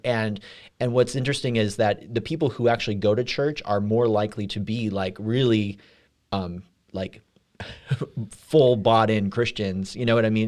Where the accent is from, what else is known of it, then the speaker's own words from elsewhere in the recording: California, United States; now in Midwest, United States; I'm from California